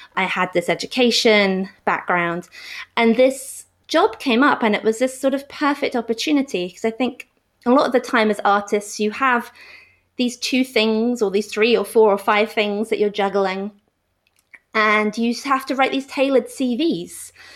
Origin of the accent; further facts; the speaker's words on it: London, United Kingdom; moved away as an adult; also born or lived in Glasgow, Scotland; I am from London, and I'm back in London now, but I lived in Glasgow for eight years as well, in Scotland.